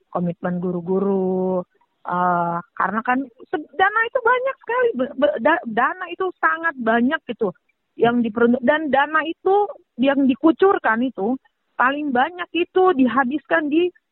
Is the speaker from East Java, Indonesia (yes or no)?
no; Papua, Indonesia; saya kan orang tua, saya orang asli Papua nih.